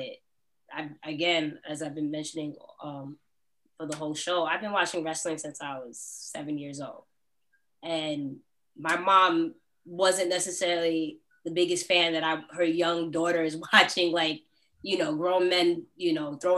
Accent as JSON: {"language": "English", "region": "New York", "country": "United States", "said": "I'm from New York"}